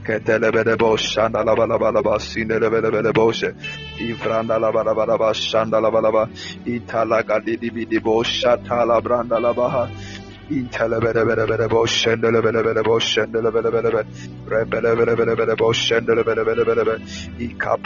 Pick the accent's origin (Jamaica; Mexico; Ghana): Ghana; I'm from Ghana.